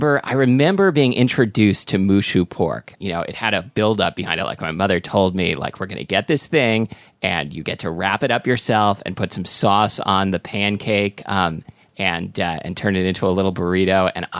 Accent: Portland, Oregon, United States; I grew up in Portland, Oregon

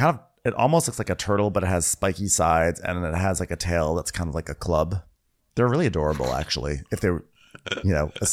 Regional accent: Westchester, New York, United States; I'm from Westchester, New York. Of course.

